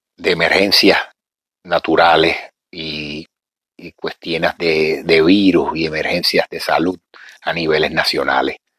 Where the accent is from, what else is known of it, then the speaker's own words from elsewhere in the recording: Puerto Rico; nosotros los puertorriqueños, yo me considero parte negro